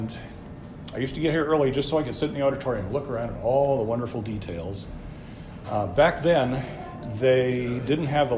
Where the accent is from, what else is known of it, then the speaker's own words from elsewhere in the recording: Monterey, California, United States; I was born in Monterey in 1958, two blocks up the street at the old hospital